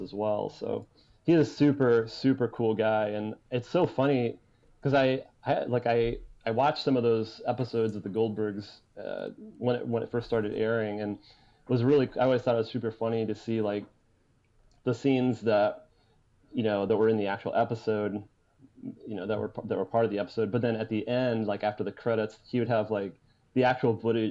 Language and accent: English; Fort Wayne, Indiana, United States; it's Fort Wayne